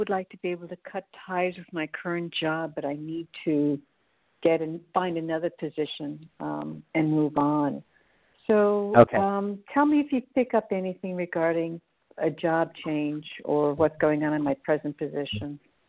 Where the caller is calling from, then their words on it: New York, United States; Hi, Reverend James. This is … I'm calling from New York.